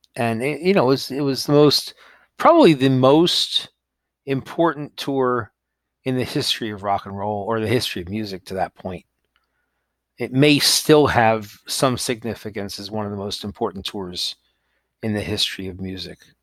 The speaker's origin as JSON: {"language": "English", "region": "New York", "country": "United States", "tie": "born or raised there", "also_born_or_lived": "Los Angeles, United States / Texas, United States", "moved": "as an adult", "said": "I grew up in New York, but I had to live in L"}